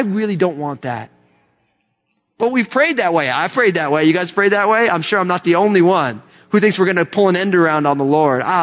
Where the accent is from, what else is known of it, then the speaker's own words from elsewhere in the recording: United States; I love being an American